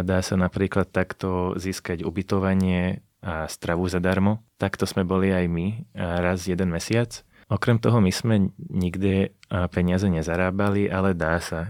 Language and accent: Slovak; Slovakia; povedali sme, že zo Slovenska